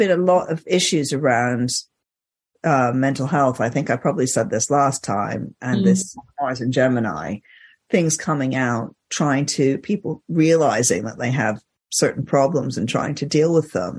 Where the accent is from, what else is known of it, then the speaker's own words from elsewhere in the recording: Egypt; moved away; I grew up in Egypt